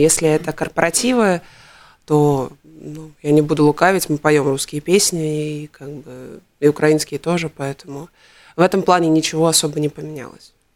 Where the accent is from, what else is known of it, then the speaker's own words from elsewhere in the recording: Riga, Latvia; я все детство прожила на Дзырнову